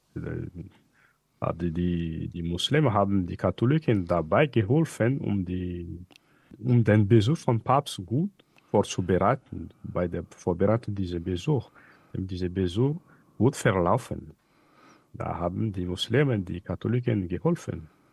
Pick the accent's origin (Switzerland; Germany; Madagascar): Madagascar; Hell-Ville, Diana; German is a second language; also born or lived in Mahajanga, Madagascar; Ich bin im Nordwesten von Madagaskar geboren und zwar in Mazanga wie es gesagt. Aufgewachsen bin ich im Norden der Insel, nämlich auf Nosibe, bei meiner Großmutter mütterlicher Seite